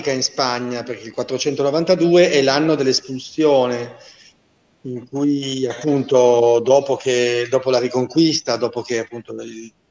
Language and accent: Italian; Genoa, Liguria, Italy; Io sono genovese, sì.